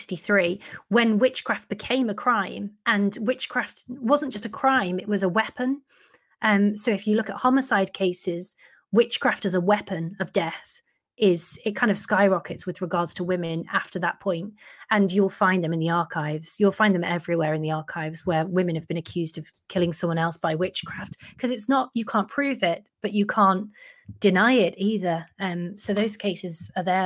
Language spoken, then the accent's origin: English; Chester, North West England, United Kingdom; I'm from Chester, I live in Chester